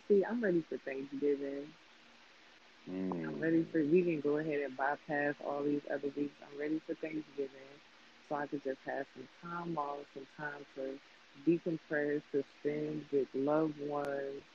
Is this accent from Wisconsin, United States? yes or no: yes; Milwaukee, Wisconsin, United States; I'm from Milwaukee